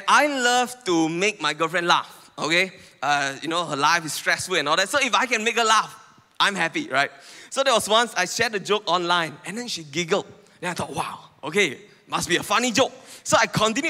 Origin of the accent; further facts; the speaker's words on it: Penang, Malaysia; now in Puchong, Malaysia; I come from Penang.